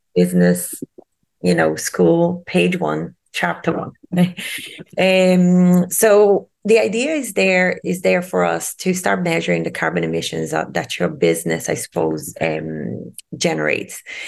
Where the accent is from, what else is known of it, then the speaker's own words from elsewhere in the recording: Rio de Janeiro, Brazil; moved away; I'm originally from Rio de Janeiro in Brazil, and I was born and raised by the sea